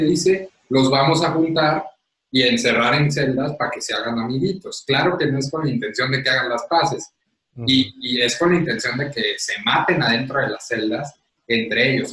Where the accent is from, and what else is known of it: Mexico